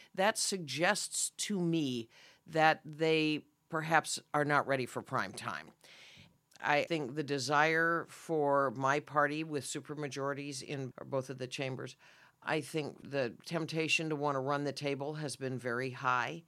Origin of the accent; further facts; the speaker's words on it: Redmond, Oregon, United States; moved away; I'm very proud of being a native Oregonian, and particularly Central Oregon. I grew up in Redmond